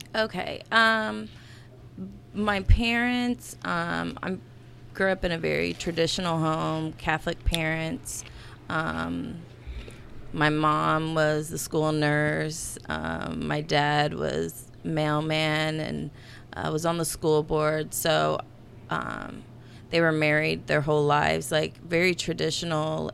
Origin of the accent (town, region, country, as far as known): Gas City, Indiana, United States; born or raised there